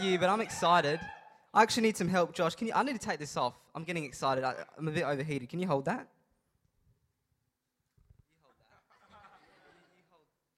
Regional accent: Adelaide, South Australia, Australia; I'm from Adelaide

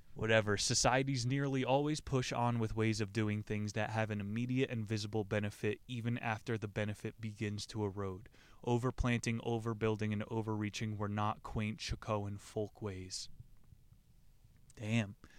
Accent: United States; I'm some American mutt

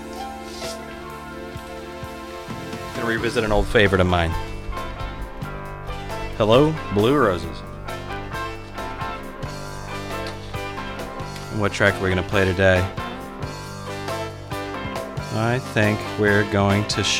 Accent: Seattle, Washington, United States; now in Philadelphia, United States; where I grew up there in Seattle, Washington

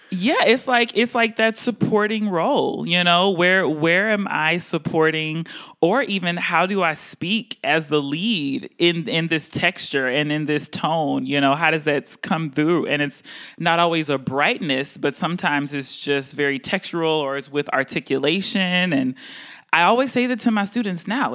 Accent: Houston, Texas, United States; also born or lived in Baltimore; now in Boston, United States; I'm from Houston, Texas

